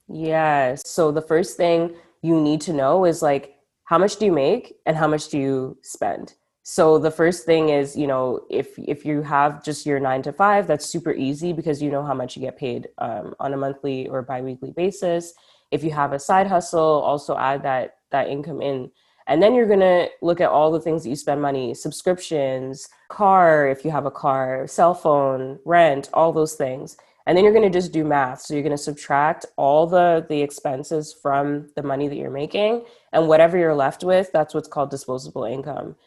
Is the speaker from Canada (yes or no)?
yes; Ottawa, Ontario, Canada; Ottawa, the 613, the the city that made me